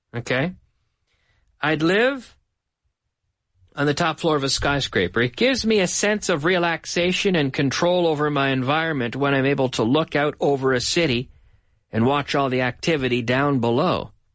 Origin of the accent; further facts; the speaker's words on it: Canada; moved away as an adult; now in Madrid, Spain; my hometown in Canada